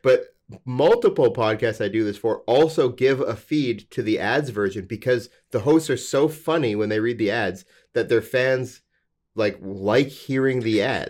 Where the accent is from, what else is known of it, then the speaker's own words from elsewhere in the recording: Alberta, Canada; I'm from Alberta, where the legal drinking age is eighteen